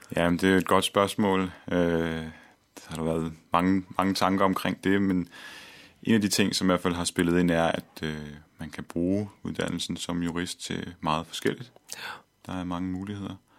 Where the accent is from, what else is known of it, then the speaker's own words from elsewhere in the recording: Copenhagen, Capital Region of Denmark, Denmark; jeg er født og opvokset her i København